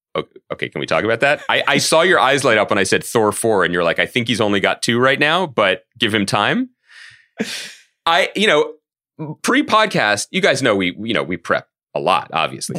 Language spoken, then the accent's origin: English; Philadelphia, Pennsylvania, United States; moved away; also born or lived in New York; our hometown